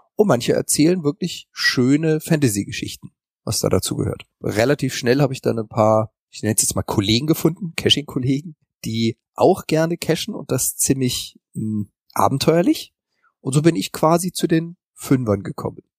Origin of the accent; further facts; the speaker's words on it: Freiburg im Breisgau, Baden-Württemberg, Germany; now in Hamburg, Germany; also geboren bin ich in Freiburg im Breisgau, das ist so ganz im Süden Deutschlands